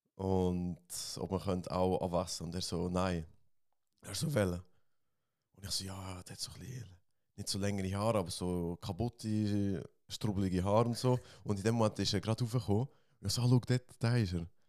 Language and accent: German; Switzerland; ich bin auch Schweizer